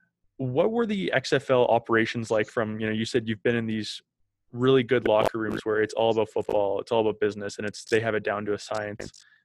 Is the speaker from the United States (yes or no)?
no; Calgary, Alberta, Canada; I'm from Calgary